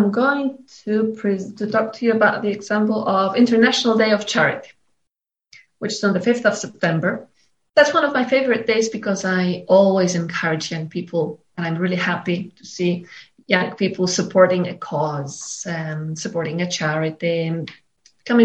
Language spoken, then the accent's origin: English; Poland; I'm from Poland.